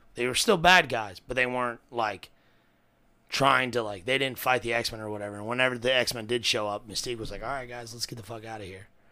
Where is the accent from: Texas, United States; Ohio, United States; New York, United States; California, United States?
Ohio, United States; Cincinnati; I'm from Cincinnati